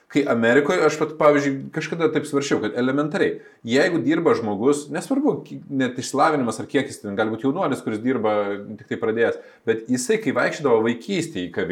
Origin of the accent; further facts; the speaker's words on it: Lithuania; mes užaugom tarybinį Lietuvoje.